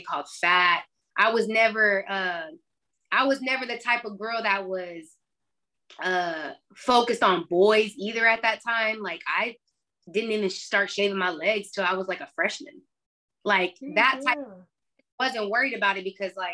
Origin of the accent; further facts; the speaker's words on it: Austin, Texas, United States; growing up in Austin